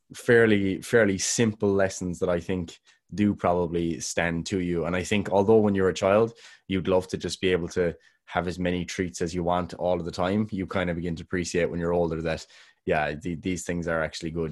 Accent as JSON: {"language": "English", "country": "Ireland", "said": "I'm Irish"}